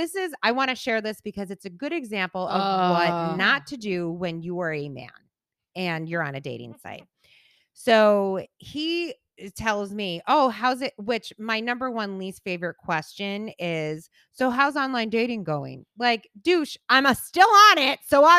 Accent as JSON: {"language": "English", "town": "Buffalo", "region": "New York", "country": "United States", "tie": "born or raised there", "lives_now": "Northport, United States", "said": "They live in the same house I grew up in Buffalo. I live in Northport."}